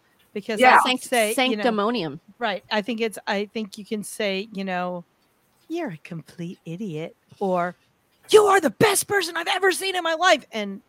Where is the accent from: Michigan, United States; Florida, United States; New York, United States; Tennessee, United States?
New York, United States; I'm from New York